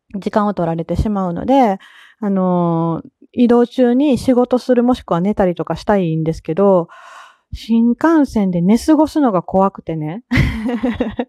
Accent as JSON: {"language": "Japanese", "region": "Kansai", "country": "Japan", "accent": "Kansai dialect", "said": "言うて私関西人の…なんですが"}